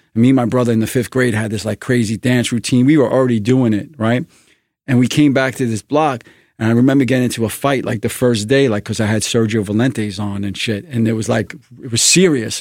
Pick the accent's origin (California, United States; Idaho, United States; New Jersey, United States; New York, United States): New York, United States; New York City; I'm a New Yorker. I'm a Brooklyn guy